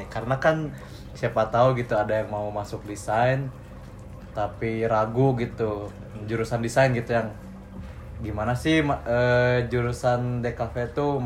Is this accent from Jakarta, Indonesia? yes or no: yes; Jakarta, Indonesia; born there; also born or lived in Cikampek; now in Bandung, Indonesia; Ya, gue lahir di Jakarta gue. Uh. Cuman gue tinggal di Cikampek tinggal di Cikampek uh, terus sekarang kuliah di Bandung uh, orang tua gue di Jakarta